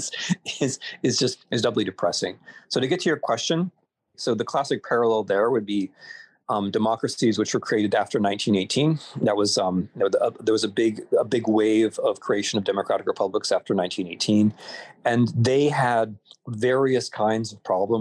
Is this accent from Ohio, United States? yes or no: yes; Ohio, United States; moved away; as an Ohioan